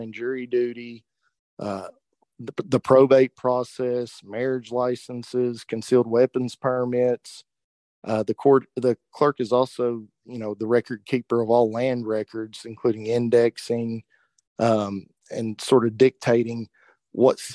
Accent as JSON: {"language": "English", "town": "Norton", "region": "Virginia", "country": "United States", "tie": "born or raised there", "said": "I was born and raised in Norton, Virginia"}